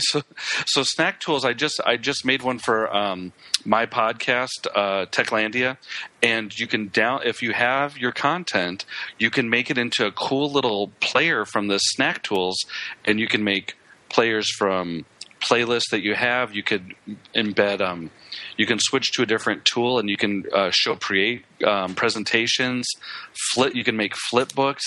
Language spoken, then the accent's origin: English; Illinois, United States; now in Texas, United States; great state of Illinois, my home state.